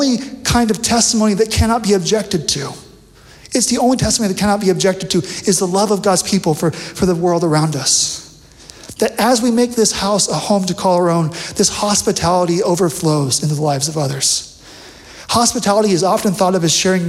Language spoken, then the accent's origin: English; Bakersfield, California, United States; moved away; I'm from Bakersfield